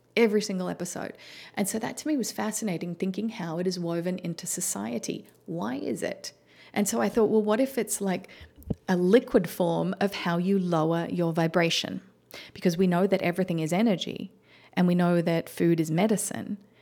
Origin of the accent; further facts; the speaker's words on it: Melbourne, Victoria, Australia; moved away as an adult; now in United States; Melbourne, the city that I grew up